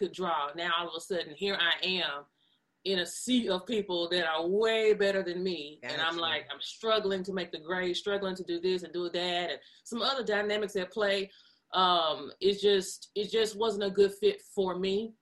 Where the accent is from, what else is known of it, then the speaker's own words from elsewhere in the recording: Memphis, Tennessee, United States; I just had a regular childhood growing up in Memphis in the 90s, going to Cromwell, going to Wooddale.